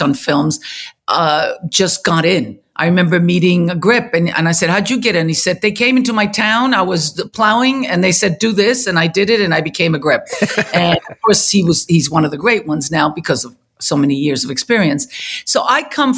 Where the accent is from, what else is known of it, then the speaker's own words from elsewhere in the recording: Chile; moved away; I was born and raised in Chile